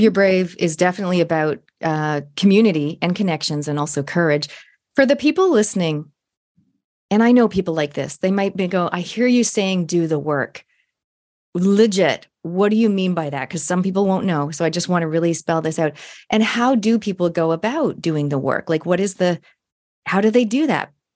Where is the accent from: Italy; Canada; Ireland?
Canada; now in New Zealand; I'm a Canadian Kiwi, and for my listeners, if you don't know, um, a hundred percent genetically Kiwi fifth generation, but I was born in Canada